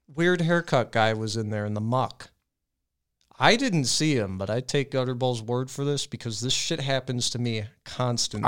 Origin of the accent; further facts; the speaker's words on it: Medina, United States; I was in Medina.